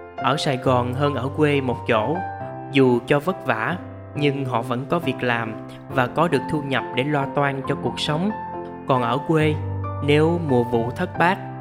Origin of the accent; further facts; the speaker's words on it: Mekong Delta, Vietnam; now in Ho Chi Minh City, Vietnam; bà con miền tây quê tôi